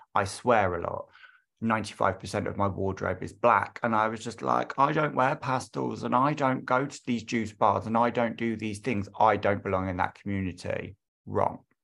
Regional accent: London, United Kingdom; I am from London

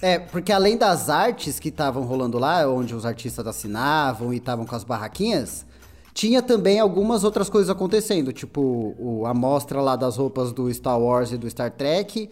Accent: São Paulo, Brazil; now in São Roque, Brazil; eu sinto uma nostalgia do caralho quando eu vou pra São Paulo de novo, velho. vejo, vejo aqueles bairros que é igualzinho os bairros onde eu cresci

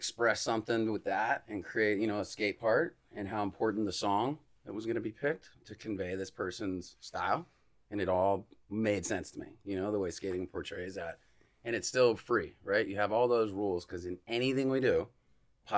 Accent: Bradenton, Florida, United States; moved away as an adult; also born or lived in Atlanta / Anna Maria Island; now in St. Petersburg, United States; I have been living in St. Pete now for like 3-4 years, but being from there, you know, I'm in my mid-30s. When I was early 20s, like all of my, you know, young adult creative endeavors were like happening in Bradenton for me.

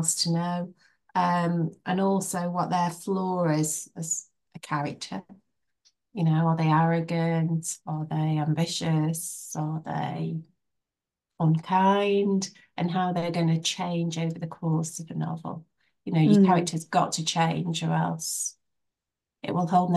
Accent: Biddulph, West Midlands, United Kingdom; also born or lived in Rode Heath; It's my hometown

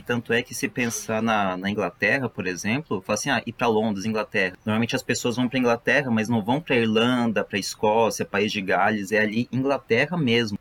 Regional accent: Campo Grande, Mato Grosso do Sul, Brazil; sou de Campo Grande

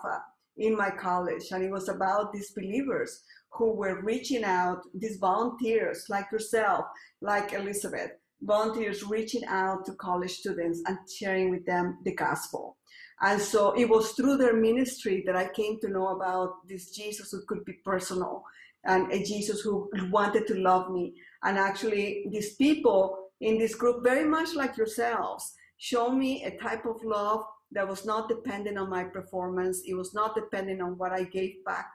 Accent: Colombia; English is a second language; moved away as an adult; now in United States; I'm from Colombia, and I came here to the U.S. To study bio and chem

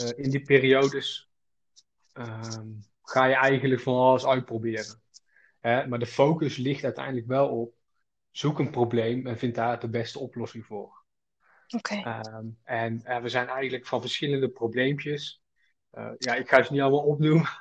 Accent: Schaijk, North Brabant, Netherlands; ik kom uit, eh, uit Brabant, uit uh, eh, Schaik. Dat ligt tussen Os en Uden

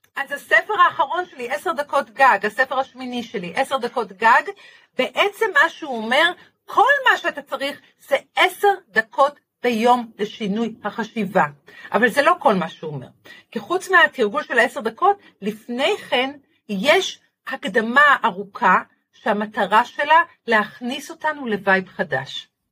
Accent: Haifa, Haifa District, Israel; בחיפה עיר, אה, עיר הולדתי

